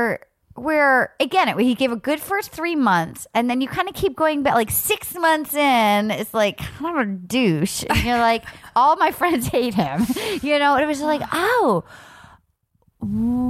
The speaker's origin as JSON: {"language": "English", "region": "New England", "country": "United States", "tie": "born or raised there", "said": "growing up in New England"}